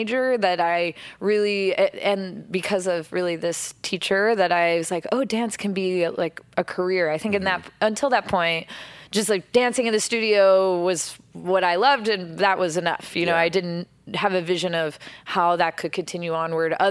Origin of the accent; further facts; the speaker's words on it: outside of Portland, Oregon, United States; moved away as an adult; now in Los Angeles, United States; I grew up outside of Portland, Oregon.